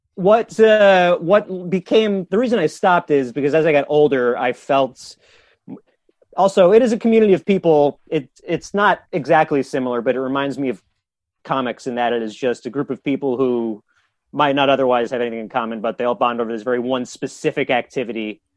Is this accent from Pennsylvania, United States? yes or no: no; Tuckahoe, New York, United States; moved away as an adult; now in Brooklyn, United States; I grew up in the village of Tuckahoe, New York, in Westchester